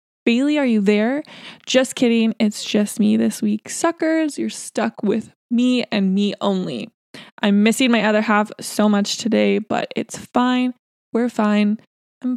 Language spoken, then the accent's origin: English; Surrey, British Columbia, Canada; where we're from Surrey, BC